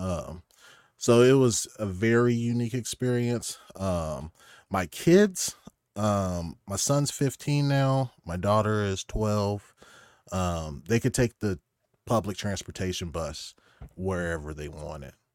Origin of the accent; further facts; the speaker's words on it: Oklahoma, United States; moved away as an adult; also born or lived in Stavanger, Norway; now in Norway; I'm from Oklahoma